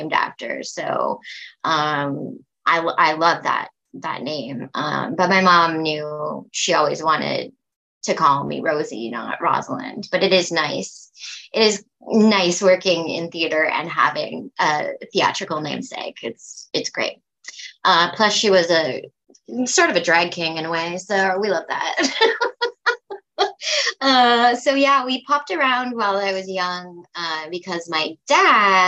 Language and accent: English; Stratford, Ontario, Canada; now in Prince Edward Island, Canada; I'm from Stratford, Ontario.